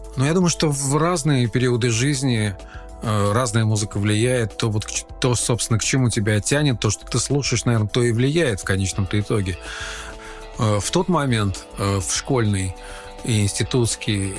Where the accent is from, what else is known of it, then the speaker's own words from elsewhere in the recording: Khimki, Moscow Oblast, Russia; also born or lived in Ivanovo; мы уже окончательно осели в небольшом подмосковном городе Химки. И э, там я уже начал э, посещать первые советские учреждения в виде детских садов